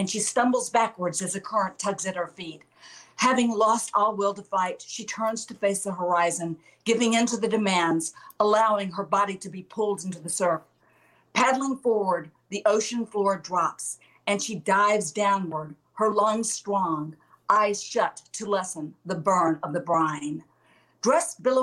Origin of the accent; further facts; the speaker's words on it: Alabama, United States; I'm from Alabama